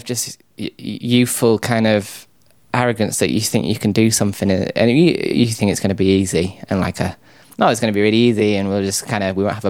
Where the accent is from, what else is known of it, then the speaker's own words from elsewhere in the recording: North West England, United Kingdom; now in South England; I am from a suburb of Manchester.